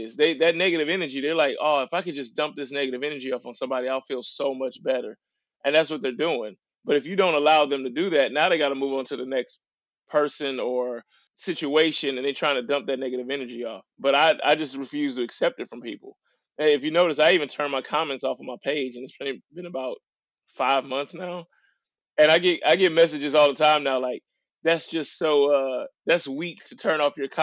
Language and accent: English; St. Louis, Missouri, United States; also born or lived in Little Rock, Arkansas; I was born in Little Rock, Arkansas, which is, you know, considered the South of America. And then I was raised in St. Louis, Missouri, which was called the Midwest.